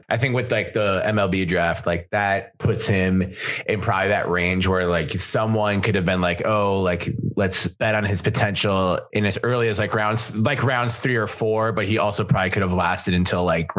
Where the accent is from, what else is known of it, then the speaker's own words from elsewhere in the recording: Minnesota, United States; I'm from Minnesota